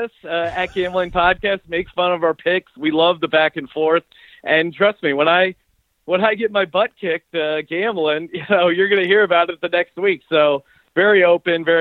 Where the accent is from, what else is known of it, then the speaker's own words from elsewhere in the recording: Pennsylvania, United States; moved away as an adult; now in Los Angeles, United States; I'm originally from Pennsylvania, but been out here in LA for a while